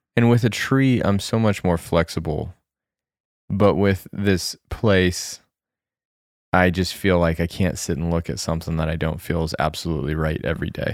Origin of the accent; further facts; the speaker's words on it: Colorado, United States; moved away; growing up in Colorado, although I grew up in the middle of the Rockies